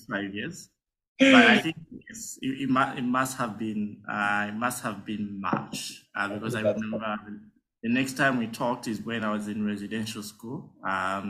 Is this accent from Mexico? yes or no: no; Lusaka, Lusaka Province, Zambia; So I grew up in Lusaka. So I'm born and bred in Lusaka.